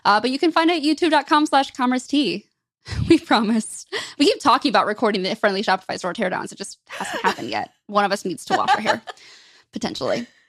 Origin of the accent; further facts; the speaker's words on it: Michigan, United States; I grew up in Michigan, grew up a really big hockey fan.